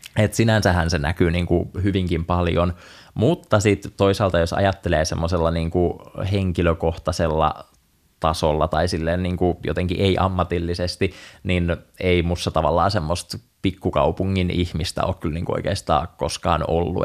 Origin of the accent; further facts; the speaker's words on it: Somero, Southwest Finland, Finland; moved away; Mä oon muuttanut Somerolta pois 2011 loppuvuodesta